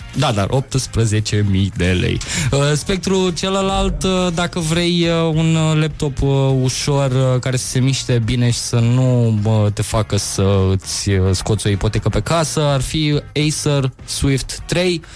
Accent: Moldavia, Romania; sunt din Moldova

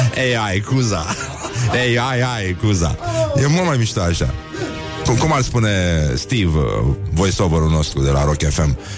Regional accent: Brăila, Brăila County, Romania; sunt din Brăila

